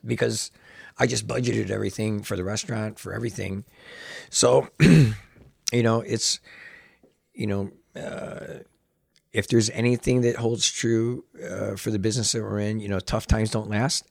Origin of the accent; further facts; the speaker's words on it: Chicago, Illinois, United States; I'm born and raised in Chicago